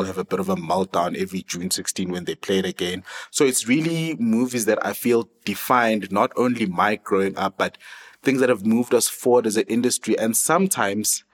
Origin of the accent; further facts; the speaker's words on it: South Africa; here we are proudly South African